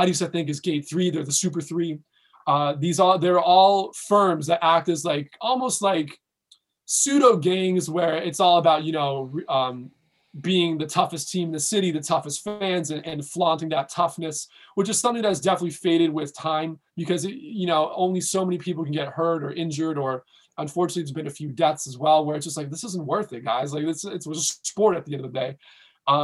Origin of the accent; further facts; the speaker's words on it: Sparta, Peloponnese, Greece; I mean, I'm from Sparta originally, so not really many good teams in Peloponnesus other than like Asteras Tripoli